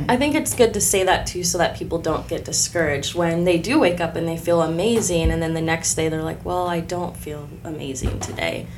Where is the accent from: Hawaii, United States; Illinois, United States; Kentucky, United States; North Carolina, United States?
Illinois, United States; Decatur; I was born here in Decatur, Illinois, born and raised